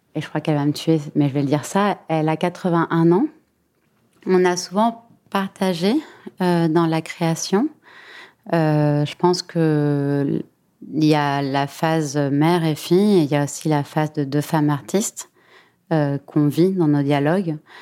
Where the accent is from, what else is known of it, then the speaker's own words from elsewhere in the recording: Buenos Aires, Argentina; moved away as an adult; now in Paris, France; J'ai grandi entre Paris et Buenos Aires. Je suis née à Paris et je suis partie à Buenos Aires quand j'avais 10 ans.